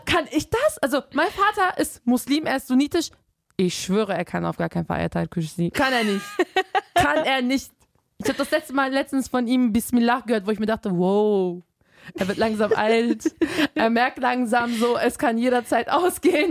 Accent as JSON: {"language": "German", "region": "Bremen", "country": "Germany", "tie": "born or raised there", "said": "da wo ich aufgewachsen bin, ist halt so, ein Kenneck, ist so eine Kenneck-Gegend in Bremen"}